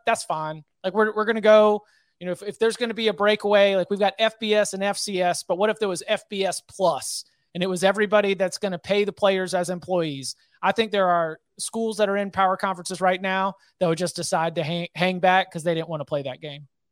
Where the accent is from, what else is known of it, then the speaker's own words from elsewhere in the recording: North Carolina, United States; I'm, I'm based in North Carolina. I was born in North Carolina.